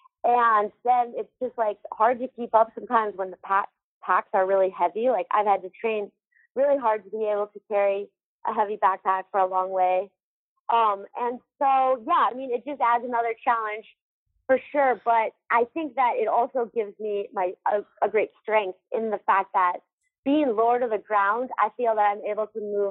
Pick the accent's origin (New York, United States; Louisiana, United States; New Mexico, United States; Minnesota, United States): Minnesota, United States; now in Salt Lake City, United States; growing up in Minnesota